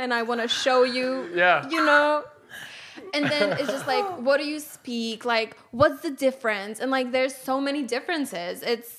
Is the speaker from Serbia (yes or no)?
yes; Serbia; now in Austin, United States; "Oh, where are you from?" Like, Serbia.